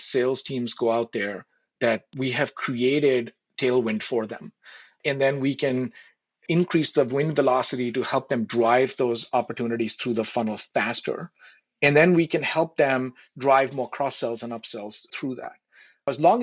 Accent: India; moved away; I grew up in India, and obviously India is very close to my heart

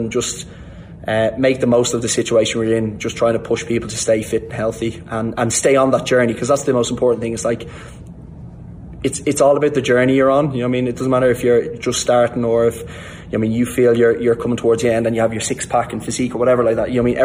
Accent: Ireland; growing up in Ireland and in the schooling system in Ireland.

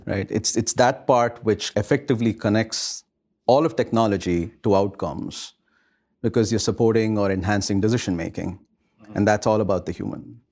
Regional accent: India; moved away; I grew up in India, rather, at a time when India was just about globalizing.

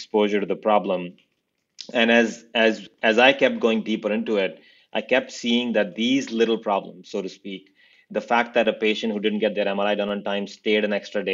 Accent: India; now in United States; I grew up in India

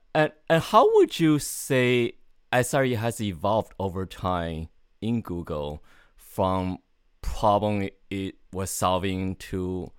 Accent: Canada; The context here is I'm Canadian, so hockey is important to me.

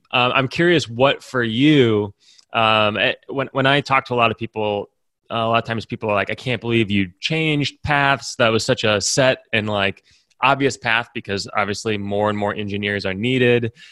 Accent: West Lafayette, Indiana, United States; I grew up around that a lot 'cause I grew up in West Lafayette

